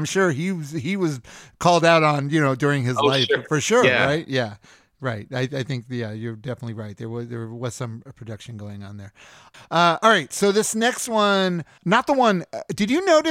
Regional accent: United States; as an American

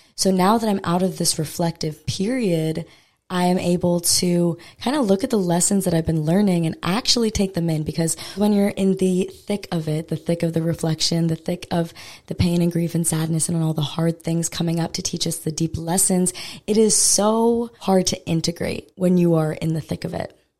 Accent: Maui, Hawaii, United States; I'm from Maui, Hawaii originally, and I've never lived on Oahu

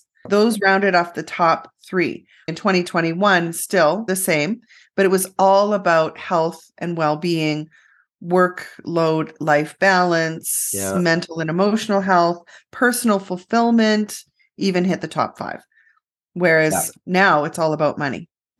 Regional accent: Canada; we're so Canadian. Canadians typically won't end the interview that quick.

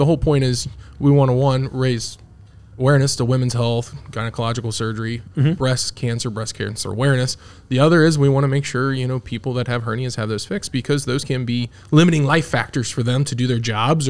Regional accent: Hamilton, Ohio, United States; also born or lived in Ross, Ohio; I'm also a local product. I grew up in Ross and Hamilton.

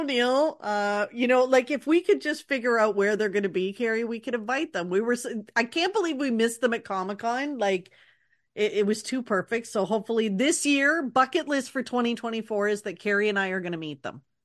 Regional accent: Canada; being a Canadian Disney fan

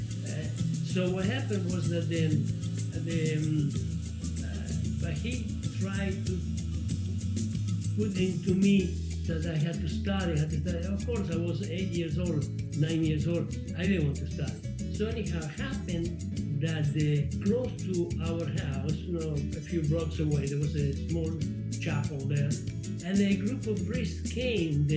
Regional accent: Argentina; English is a second language; moved away as an adult; also born or lived in Scauri, Lazio, Italy; now in United States; in 1948, when my mother and my brother, we went to Argentina

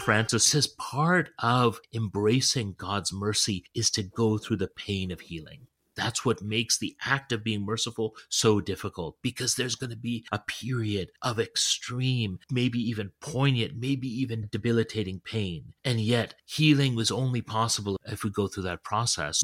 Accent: Toronto, Ontario, Canada; moved away as an adult; also born or lived in London, England; now in New Haven, United States; I was born in in Toronto and I had so many of my formative experiences in Toronto. My parents still live in in, in suburban Toronto. It's where I go to uh, my home, as in the home in which I grew up in.

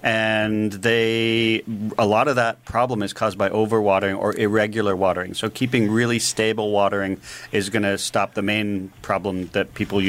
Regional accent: Milton, Ontario, Canada; my hometown of Milton

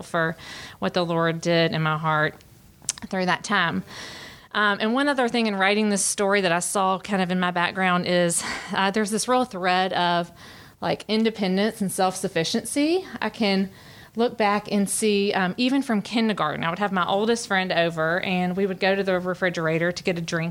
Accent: Birmingham, Alabama, United States; moved away as an adult; I am originally from Birmingham, Alabama, and I've lived here for about 14 years and grew up in a really happy home

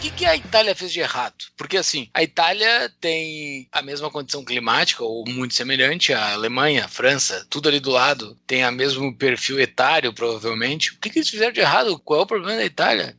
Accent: Brazil; eu sou eu sou brasileiro

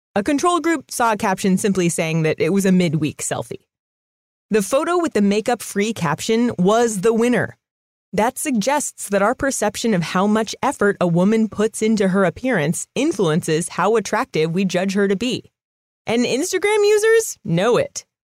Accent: California, United States; I'm, I'm from California

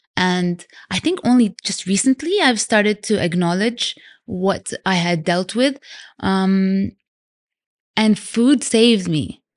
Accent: Vancouver, British Columbia, Canada; also born or lived in London / Sudan; now in Dubai, United Arab Emirates; I was born in London. I grew up in Canada, Vancouver. And Dubai's been home for nearly nineteen years now

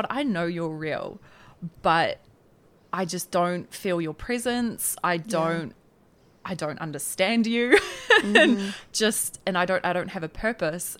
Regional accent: Tauranga, Bay of Plenty, New Zealand; I'm from Tauranga

